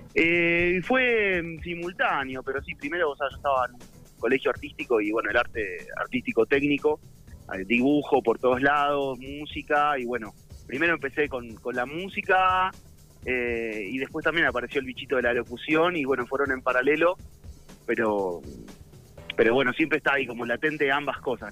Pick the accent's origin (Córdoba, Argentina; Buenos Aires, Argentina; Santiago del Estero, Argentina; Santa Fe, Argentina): Buenos Aires, Argentina; Yo soy de Buenos Aires, sí, sí, capital